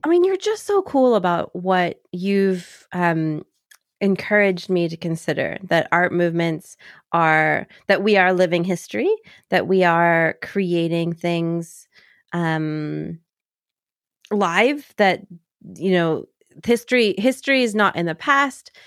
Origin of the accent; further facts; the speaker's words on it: Kentucky, United States; I grew up in Kentucky